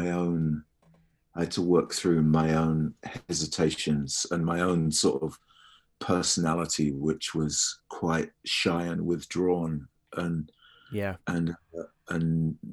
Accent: United Kingdom; I'm British

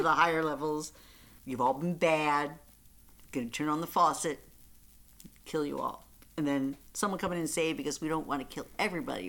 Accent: Central Islip, New York, United States; I grew up in Central Islip, I mean, New York

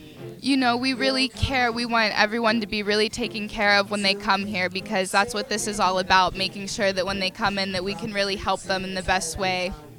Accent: North Versailles, Pennsylvania, United States; North Versailles.

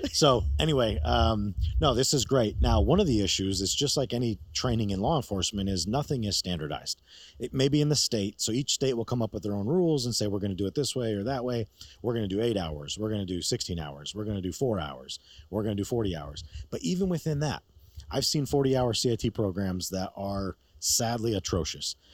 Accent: New York, United States; moved away; I'm from New York originally.

